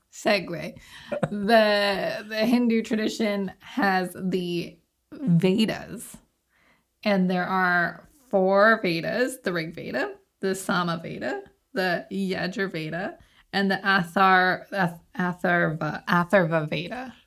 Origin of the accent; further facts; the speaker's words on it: Canada; accent: Canadian; my Canadian accent